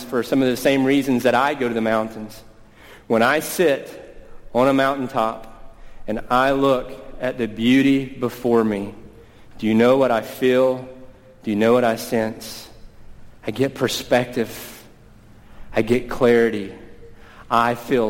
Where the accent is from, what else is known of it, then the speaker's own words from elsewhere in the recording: East Tennessee, United States; now in Washington, D.C., United States; I grew up in East Tennessee